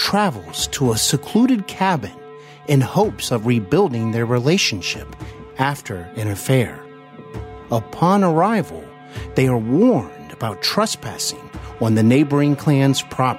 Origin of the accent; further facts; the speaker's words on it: Cincinnati, Ohio, United States; Today, I host Hollywood and Beyond podcast here in my hometown of Cincinnati